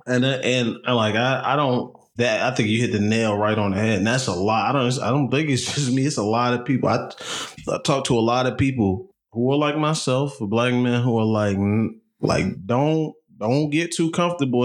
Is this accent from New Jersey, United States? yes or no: yes; New Jersey, United States; growing up where we grew up in New Jersey, you know, you go to school mostly working class white folks.